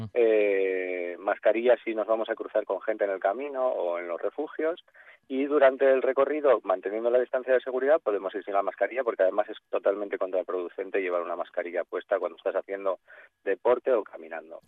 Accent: Asturias, Spain; yo, soy asturiano

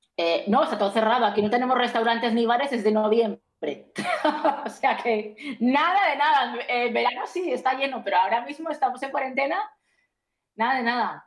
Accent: Spain; now in Greece; yo como soy española me toca en España

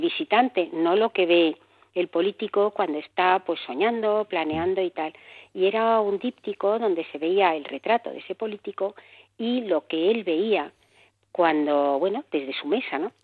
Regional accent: Barcelona, Catalonia, Spain; moved away as an adult; now in Madrid, Spain; Nací en Barcelona, me vine por amor a Madrid

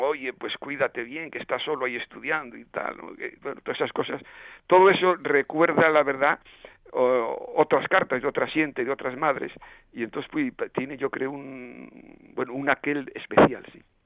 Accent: southwestern Asturias, Spain; accent: Western Asturian; moved away; el cordón umbilical el remo como decimos en el suroccidente en asturiano occidental

